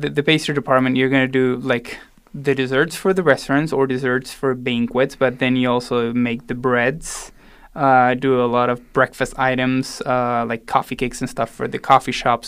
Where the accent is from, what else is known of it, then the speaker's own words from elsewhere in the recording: Salta, Argentina; moved away as an adult; also born or lived in Buenos Aires, Argentina / Boulder, Colorado; now in Denver, United States; I was born in Buenos Aires and then raised all the way up north in Salta, almost in the border with, uh, Bolivia